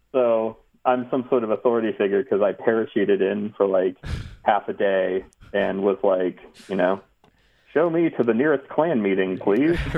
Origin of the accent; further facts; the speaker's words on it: New Jersey, United States; also born or lived in Texas / Ohio / California; Like Texas, I was born in Texas and moved to like Ohio, like suburb of Cleveland, and then lived a little bit in Central California. But then mostly grew up in my teen years in North Jersey.